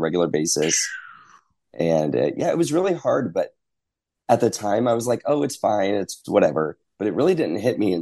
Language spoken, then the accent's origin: English; Florida, United States; I'm from Florida